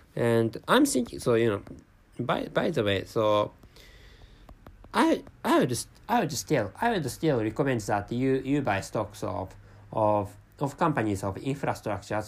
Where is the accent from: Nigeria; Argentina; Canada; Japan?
Japan; first language Japanese; English is a second language; my mother tongue is Japanese language, and I live in Japan